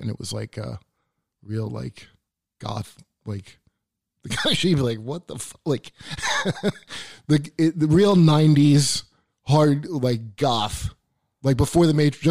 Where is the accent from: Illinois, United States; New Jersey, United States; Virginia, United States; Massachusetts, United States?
New Jersey, United States; moved away as an adult; also born or lived in Philadelphia / New York; lived down south a little bit too, in Statesville, North Carolina. But mostly Jersey. Like, I went to high school in New Jersey.